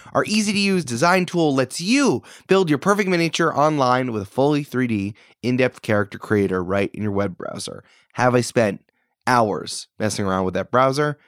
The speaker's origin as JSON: {"language": "English", "region": "New York", "country": "United States", "tie": "born or raised there", "said": "I'm back in New York."}